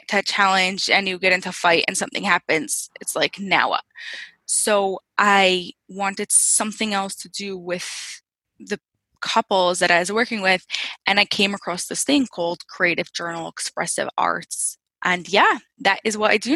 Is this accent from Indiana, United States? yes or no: no; Lakewood, New Jersey, United States; I'm from New Jersey. Central Jersey, like right near Jersey Shore in a little town, really becoming a city. It's called Lakewood.